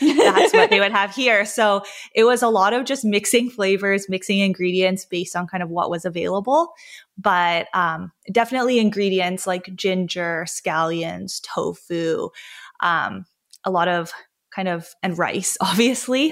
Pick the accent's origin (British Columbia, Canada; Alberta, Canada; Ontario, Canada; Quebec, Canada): British Columbia, Canada; Vancouver; I grew up in Vancouver, British Columbia, Canada